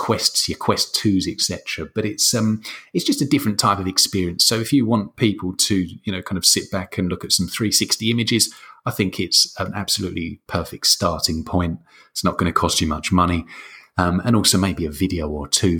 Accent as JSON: {"language": "English", "region": "London", "country": "United Kingdom", "moved": "yes", "lives_now": "Lecce, Italy", "said": "I'm from London originally, living in southern Italy, in a place called Lecce."}